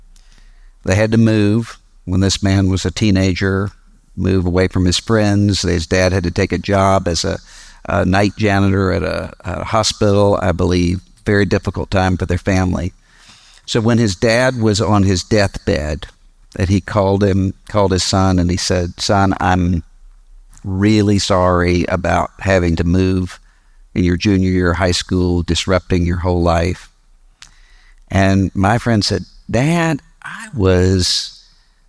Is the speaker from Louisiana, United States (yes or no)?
no; Mississippi, United States; my home state, Mississippi